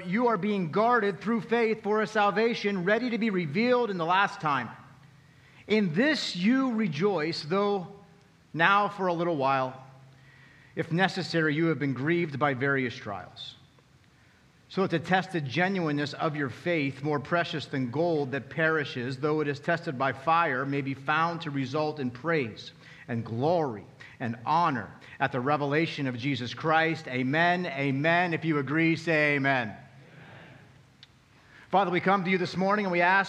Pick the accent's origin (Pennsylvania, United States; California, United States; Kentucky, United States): Pennsylvania, United States; Altoona; also born or lived in Chicago; now in Lancaster, United States; I grew up in Altoona